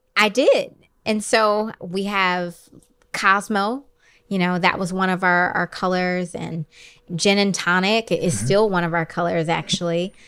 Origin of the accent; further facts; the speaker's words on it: Detroit, Michigan, United States; moved away as an adult; also born or lived in Brooklyn, New York; I could do a lot more in my hometown